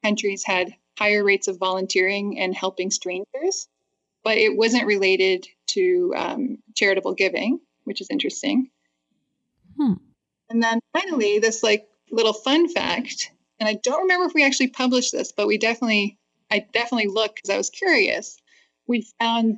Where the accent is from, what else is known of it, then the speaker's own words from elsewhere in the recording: Canada; moved away as an adult; now in United States; I'm a Canadian, and I had just moved to the States in fall 2001